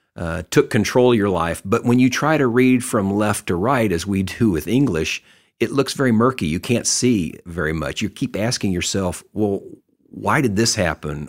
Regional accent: Texas, United States; I grew up in Texas.

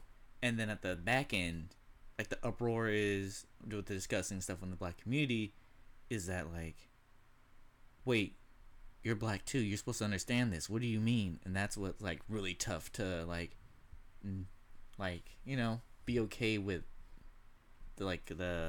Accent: California, United States; You wouldn't know. I'm from California. I can get that.

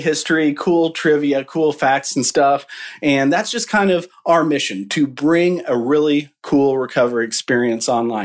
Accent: Midwest, United States; we're from the Midwest

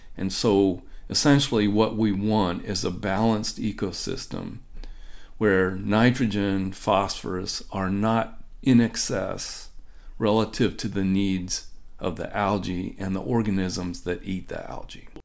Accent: Ohio, United States; now in Minnesota, United States; I grew up in the Midwest, uh, but not in Minnesota. I grew up in Ohio

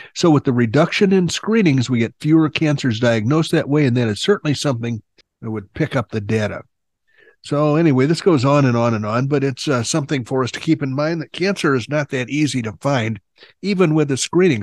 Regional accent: Illinois, United States; also born or lived in Oklahoma; now in Arizona, United States; I grew up in Illinois, not too far from Chicago

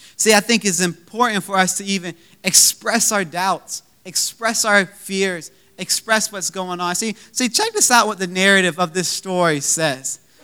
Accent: Virginia Beach, Virginia, United States; now in Richmond, United States; We're from Virginia Beach, Virginia, which is about two hours away from Richmond

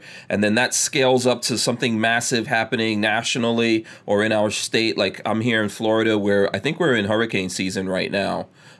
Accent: Guyana; born there; also born or lived in England / Nigeria; I was born in Guyana, third world country, South America. I did live in England for a little while, but I also lived in Nigeria and went through a lot of blackouts and things like that.

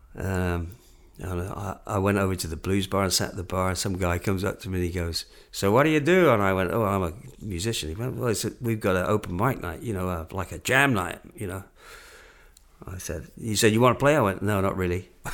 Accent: England, United Kingdom; moved away; where you from?" And I went, "England."

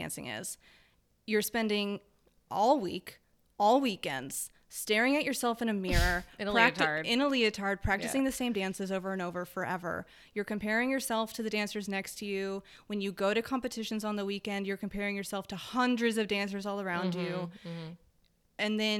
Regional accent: Texas, United States; I grew up in Texas.

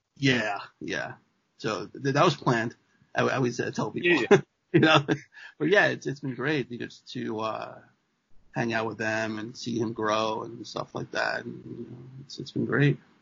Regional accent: New York City, New York, United States; also born or lived in Buffalo, United States; now in Trumbull, United States; I'm originally from Queens

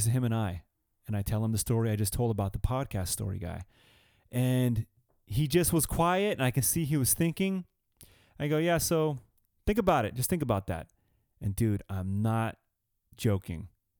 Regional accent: California, United States; all that shit we grew up with in California, anyway.

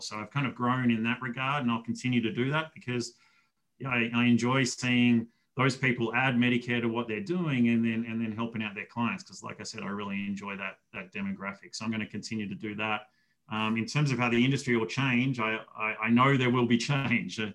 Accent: Melbourne, Victoria, Australia; moved away as an adult; now in United States; I grew up in Australia

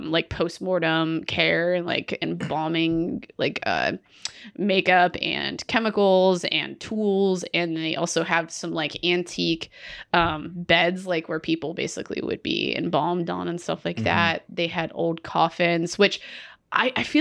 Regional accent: Pittsburgh, Pennsylvania, United States; I was from Pittsburgh

